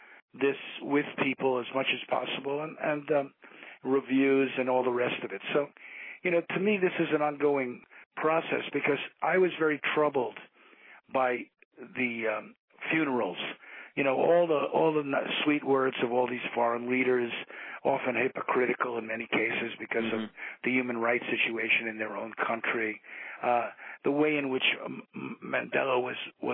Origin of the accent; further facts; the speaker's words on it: United States; I'm an American.